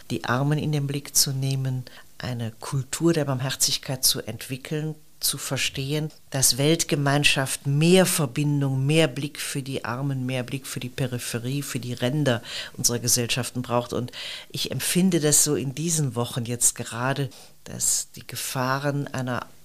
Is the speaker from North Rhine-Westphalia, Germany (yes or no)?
yes; Neuss, North Rhine-Westphalia, Germany; Ich bin Rheinländerin, in Neuss aufgewachsen, eine Stadt etwa 30 Kilometer von Köln. Also wenn man weit weg ist, sagt man Großraum Köln.